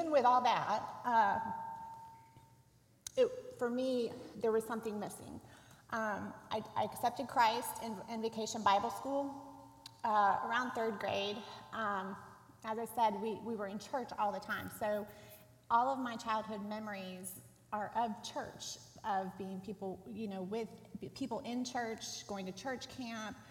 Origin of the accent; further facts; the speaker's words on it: Dayton, Ohio, United States; moved away; I grew up in Dayton, Ohio, in a small suburb